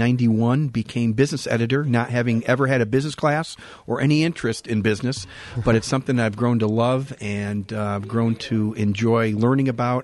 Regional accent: Jackson, Michigan, United States; moved away as an adult; now in Muskegon, United States; Got my beginnings in journalism back in Jackson, my hometown.

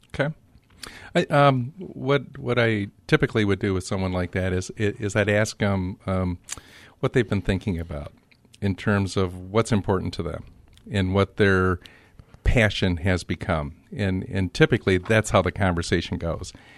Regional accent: Grand Rapids, Michigan, United States; also born or lived in Detroit; my childhood was spent in Grand Rapids

